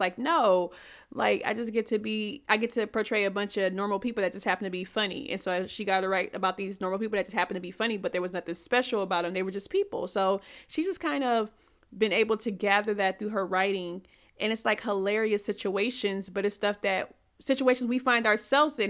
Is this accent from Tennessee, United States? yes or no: yes; Tennessee, United States; also born or lived in California; And I am from Tennessee